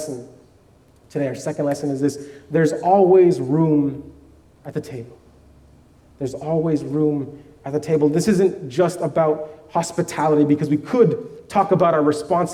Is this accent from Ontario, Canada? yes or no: no; Vancouver, British Columbia, Canada; I grew up in Vancouver